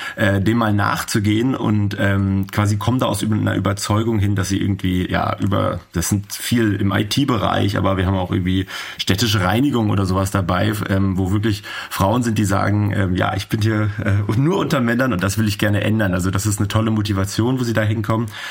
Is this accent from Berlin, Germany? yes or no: yes; Berlin, Germany; ich bin aus Berlin